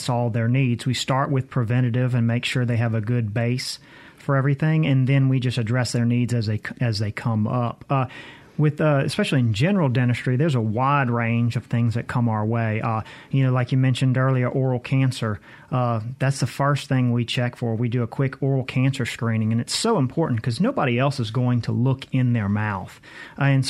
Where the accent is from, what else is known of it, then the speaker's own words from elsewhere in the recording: New Orleans, Louisiana, United States; moved away as an adult; also born or lived in Mississippi; now in Madison, United States; I grew up in the New Orleans area